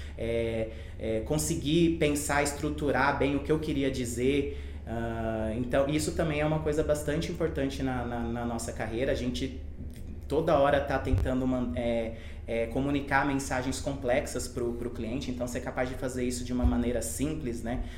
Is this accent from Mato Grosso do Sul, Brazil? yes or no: yes; Campo Grande, Mato Grosso do Sul, Brazil; eu nasci em Campo Grande, em Mato Grosso do Sul